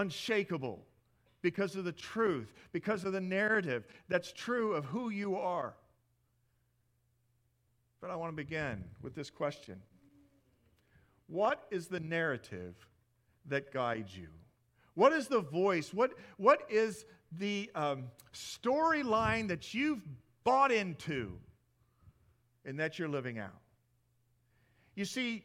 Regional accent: Midwest, United States; moved away; I come from the Midwest

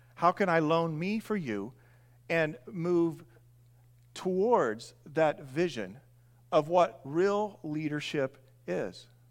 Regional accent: Indiana, United States; moved away as an adult; I grew up in Indiana, long term, moved here seven years ago. I grew up in a large grain farm

